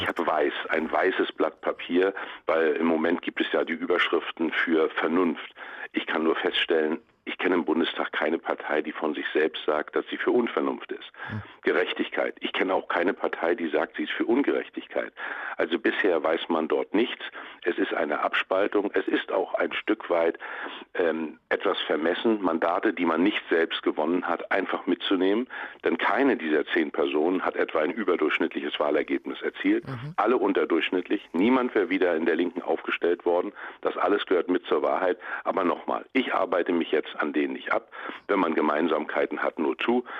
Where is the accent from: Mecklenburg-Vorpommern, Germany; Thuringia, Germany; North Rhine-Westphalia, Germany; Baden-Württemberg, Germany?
Mecklenburg-Vorpommern, Germany; in meinem Heimatland Mecklenburg-Vorpommern